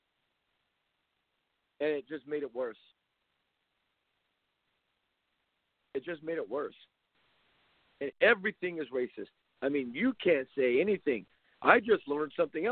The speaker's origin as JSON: {"language": "English", "town": "Compton", "region": "California", "country": "United States", "tie": "born or raised there", "said": "I grew up in Compton"}